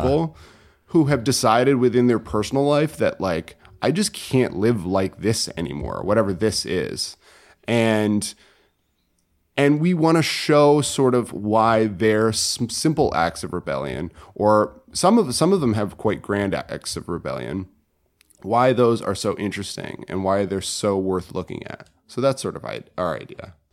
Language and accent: English; Connecticut, United States; moved away as an adult; I'm from Connecticut originally